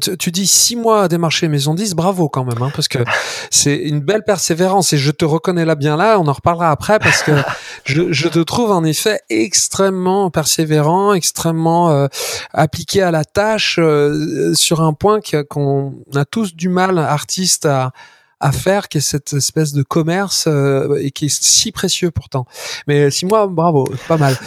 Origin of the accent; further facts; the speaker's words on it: Auvergne-Rhône-Alpes, France; notre région Auvergne-Rhône-Alpes